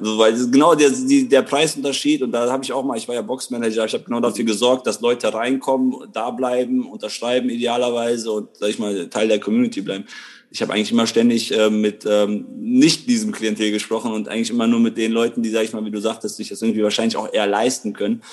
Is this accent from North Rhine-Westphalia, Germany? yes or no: yes; Krefeld, North Rhine-Westphalia, Germany; bin aus Krefeld, bin hier geboren